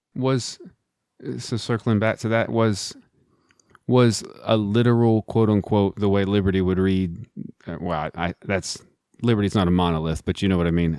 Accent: Midland, Texas, United States; I'm also from Texas, grew up in Midland, Texas

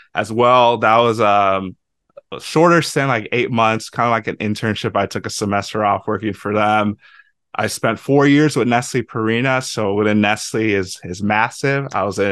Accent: Lagos, Nigeria; also born or lived in Iowa, United States; now in St. Louis, United States; I am Nigerian. I was born in Lagos, Nigeria.

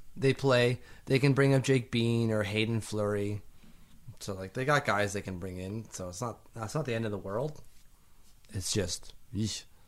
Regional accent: Canada; I'm Canadian

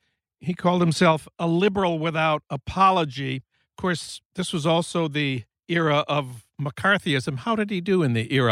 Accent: St. Paul, Minnesota, United States; When I was a kid growing up in Minnesota

